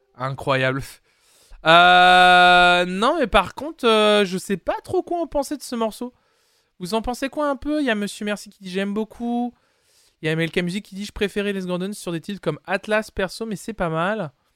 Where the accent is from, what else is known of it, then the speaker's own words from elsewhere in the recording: France; chez nous en France